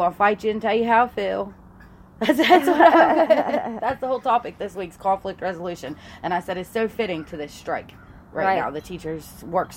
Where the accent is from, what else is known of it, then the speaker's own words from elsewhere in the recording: Fairmont, West Virginia, United States; my culture, even though we're raised in the same place